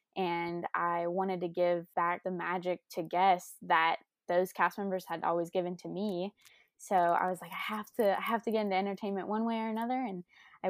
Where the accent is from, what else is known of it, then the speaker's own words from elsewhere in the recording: Lakeland, Florida, United States; I'm true Floridian. I grew up in Lakeland, about like 30 minutes from Orlando.